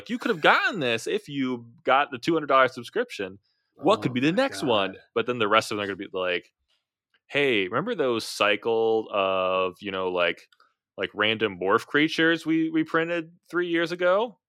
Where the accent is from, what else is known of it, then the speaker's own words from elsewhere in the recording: Midwest, United States; accent: Midwestern; Yes, I'm saying it with my Midwestern accent.